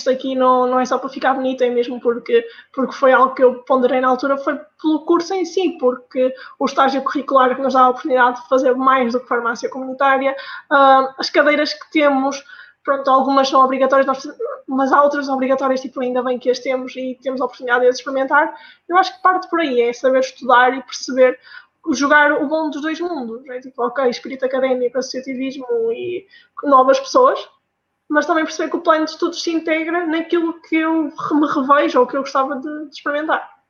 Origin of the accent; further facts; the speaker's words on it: Norte, Portugal; accent: northern; moved away as an adult; now in Coimbra, Portugal; a minha pronúncia é lá de cima do norte.